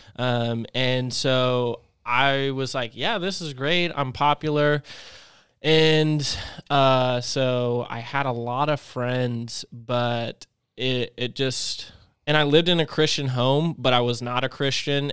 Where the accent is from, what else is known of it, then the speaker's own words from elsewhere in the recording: Clinton, North Carolina, United States; also born or lived in Chapel Hill, North Carolina; I lived in Chapel Hill. And then when I moved from Chapel Hill to this really small country town, Clinton, North Carolina